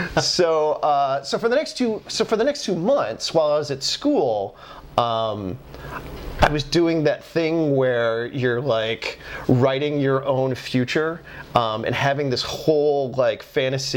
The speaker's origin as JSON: {"language": "English", "region": "Pennsylvania", "country": "United States", "said": "I'm from Pennsylvania"}